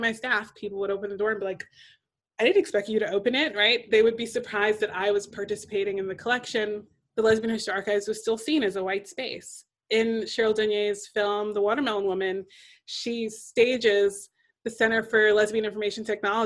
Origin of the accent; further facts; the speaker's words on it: New York City, New York, United States; I'm from Brooklyn, and since I'm from Brooklyn and have lived there most of my life